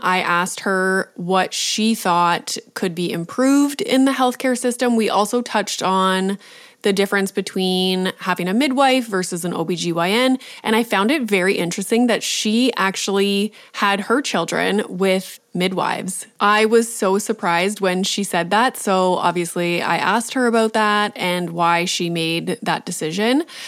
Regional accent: Canada; being Canadian

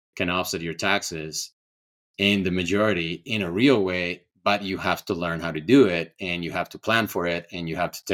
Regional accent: Ecuador; also born or lived in California; now in Colorado, United States; I'm from Ecuador

